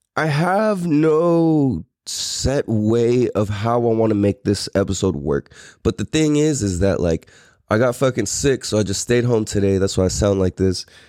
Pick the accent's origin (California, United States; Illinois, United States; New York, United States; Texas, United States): California, United States; San Diego; also born or lived in Clairemont, San Diego / Poway / Hawaii / Temecula; I am really, really from Mira Mesa.